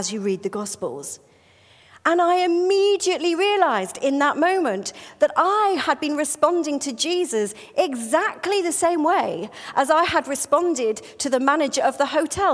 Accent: United Kingdom; I'm British

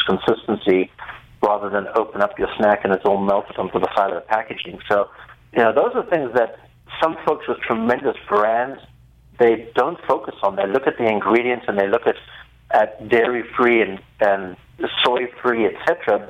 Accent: South Africa; accent: South African; I'm actually South African.

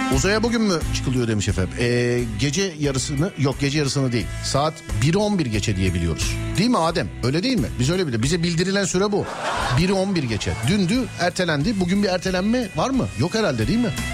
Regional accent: Istanbul, Turkey; Özbeöz İstanbullu olarak

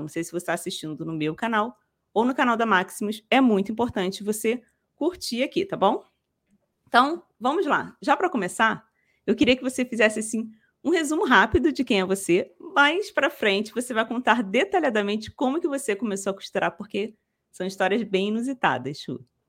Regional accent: Rio de Janeiro, Brazil; eu sou daqui do Rio, da capital

